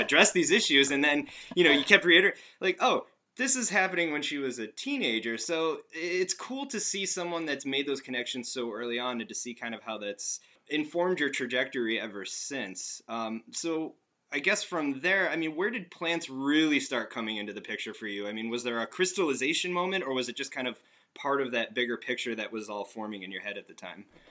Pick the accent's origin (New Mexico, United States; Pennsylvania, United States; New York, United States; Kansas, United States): Pennsylvania, United States; northeastern; moved away; I myself grew up in northeastern Pennsylvania for a little bit